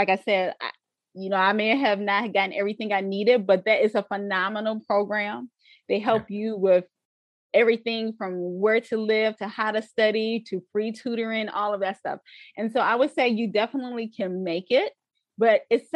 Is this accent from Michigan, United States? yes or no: yes; Westland, Michigan, United States; I came again from Wayne Westland Schools